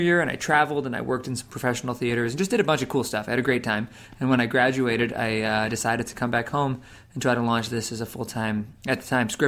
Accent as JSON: {"language": "English", "town": "South Kingstown", "region": "Rhode Island", "country": "United States", "tie": "born or raised there", "said": "I came back to my hometown, which is a small town, Wakefield, or South Kingstown, Rhode Island."}